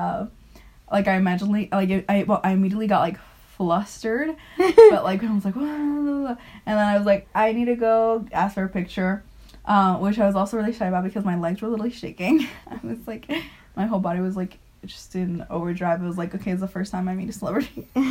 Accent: Mexico; now in Finland; from Mexico. We live here

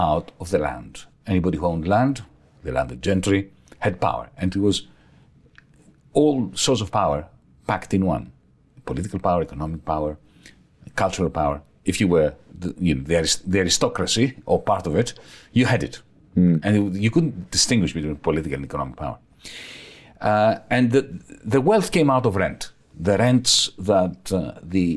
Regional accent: Greece; moved away; also born or lived in Australia; I was also shifting from Australia to my home country, Greece

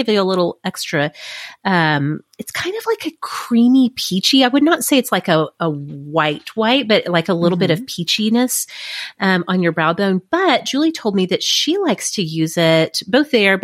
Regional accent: United States; I'm such an American

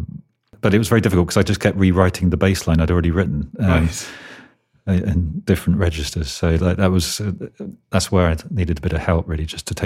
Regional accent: England, United Kingdom; And I guess we're very English, which they quite like out there.

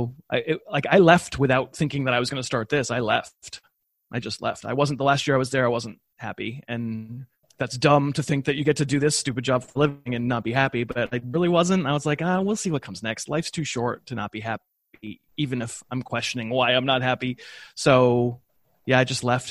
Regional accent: New England, United States; I grew up in New England, so I'm a Patriots fan

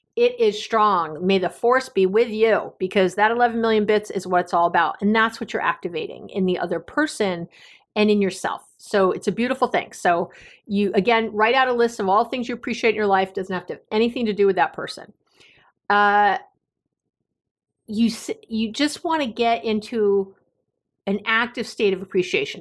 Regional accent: New York City, New York, United States; Growing up in New York City

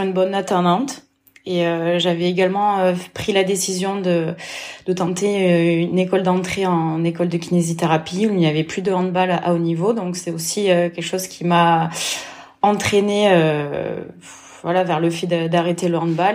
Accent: Lozère, Occitania, France; also born or lived in Vichy; je suis née en Lozère

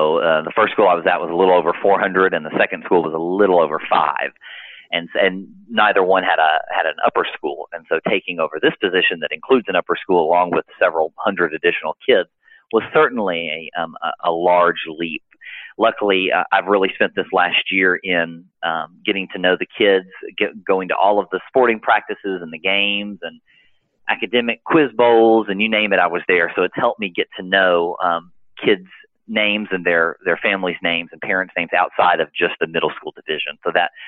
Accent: Nashville, Tennessee, United States; also born or lived in Florida; now in Macon, United States; We're originally from Nashville, Tennessee

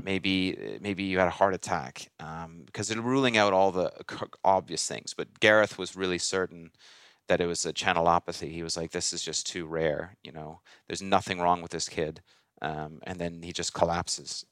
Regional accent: Toronto, Ontario, Canada; I grew up in Toronto area

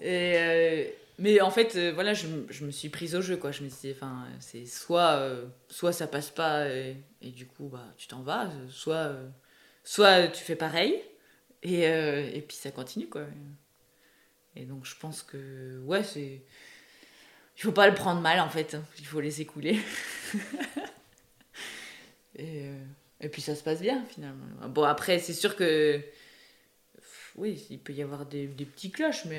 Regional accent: Brittany, France; moved away; Je suis originaire de Bretagne

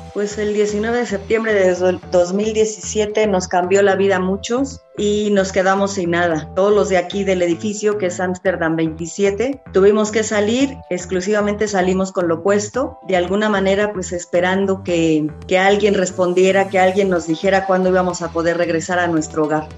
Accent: Mexico; todos tenemos como mexicanos

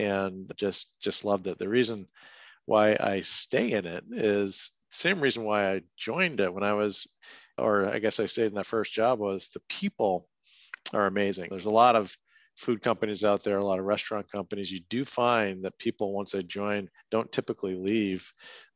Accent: Merrimack, New Hampshire, United States; my house where I grew up in Merrimack, New Hampshire

